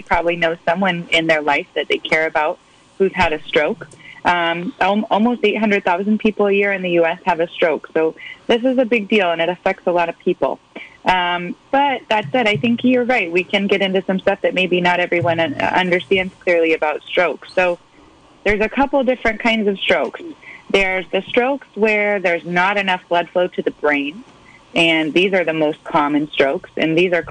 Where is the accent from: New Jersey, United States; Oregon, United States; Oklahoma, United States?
Oregon, United States; Portland; moved away as an adult; also born or lived in Bay Area, California / Oakland, California; now in Ukiah, United States; I'm originally from Portland, Oregon, and I came down to the Bay Area for college and medical school